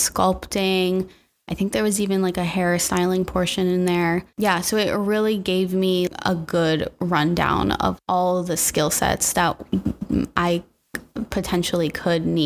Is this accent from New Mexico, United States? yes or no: no; Temecula, California, United States; moved away as an adult; also born or lived in Los Angeles; we moved to LA from Temecula. It's not too far out of LA, actually.